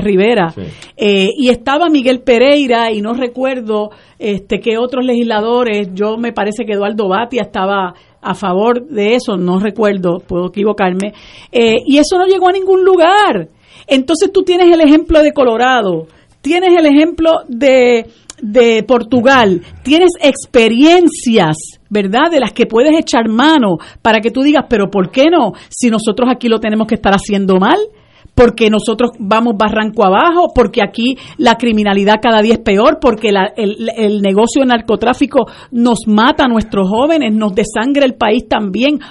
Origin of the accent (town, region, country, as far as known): Puerto Rico